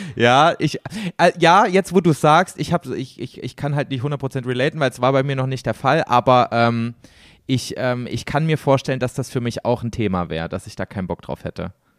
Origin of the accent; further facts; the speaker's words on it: Germany; accent: German; first language German; wir als Deutsche